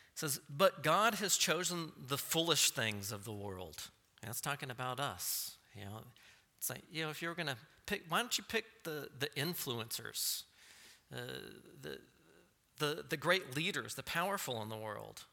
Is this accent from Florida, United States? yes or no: no; Texas, United States; I'm from Texas